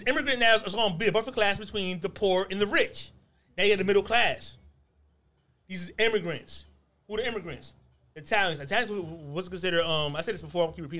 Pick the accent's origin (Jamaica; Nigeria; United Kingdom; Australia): Nigeria; So just because I'm from Nigeria doesn't mean I have fucking Egyptian motherfucking roots.